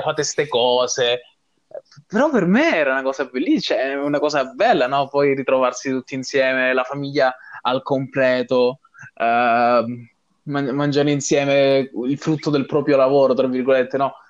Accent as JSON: {"language": "Italian", "region": "Calabria", "country": "Italy", "tie": "born or raised there", "moved": "as an adult", "lives_now": "Dublin, Ireland", "said": "al mio paesino, a, alla Calabria in generale"}